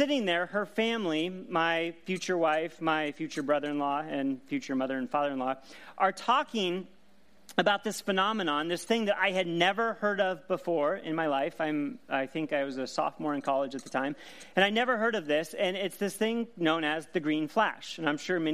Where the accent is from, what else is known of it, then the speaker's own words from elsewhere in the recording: Seattle, Washington, United States; I grew up in the Pacific Northwest in the Seattle area.